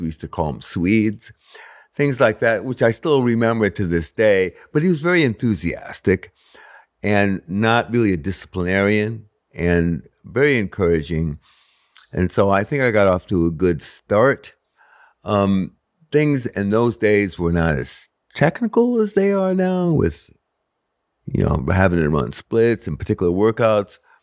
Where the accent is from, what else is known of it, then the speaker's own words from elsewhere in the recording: Stratford, Connecticut, United States; I grew up in Stratford, Connecticut